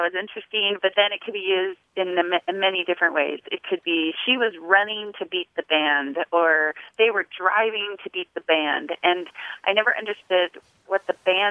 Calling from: Gardnerville, Nevada, United States; I'm calling from Gardnerville, Nevada

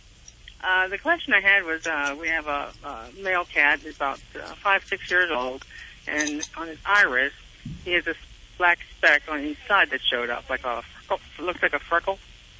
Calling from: Indiana, United States

